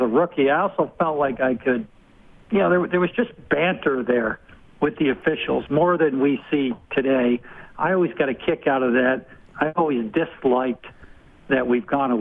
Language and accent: English; Rhode Island, United States; I'm from Rhode Island